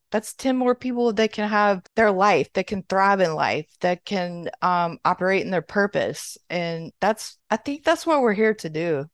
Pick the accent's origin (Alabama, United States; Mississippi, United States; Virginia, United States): Mississippi, United States; moved away as an adult; now in Florida, United States; I'm from Mississippi, but I live in Florida.